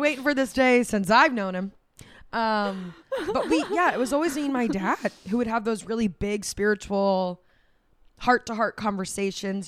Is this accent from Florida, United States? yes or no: yes; Florida, United States; now in New York, United States; We grew up in Florida